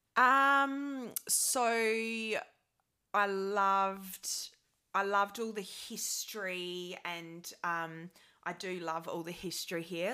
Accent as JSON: {"language": "English", "town": "Adelaide", "region": "South Australia", "country": "Australia", "also_born_or_lived": "London", "moved": "as an adult", "lives_now": "United Kingdom", "said": "I'm from a city, a capital city in, um, Australia called Adelaide"}